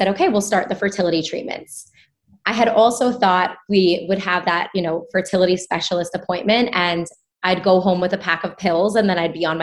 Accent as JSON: {"language": "English", "region": "New York", "country": "United States", "tie": "born or raised there", "said": "I grew up in New York"}